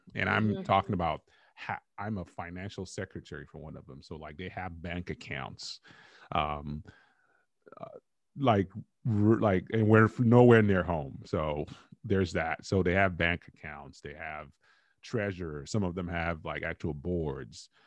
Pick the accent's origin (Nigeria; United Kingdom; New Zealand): Nigeria; moved away as an adult; now in United States; I grew up in Nigeria, came here when I was 21.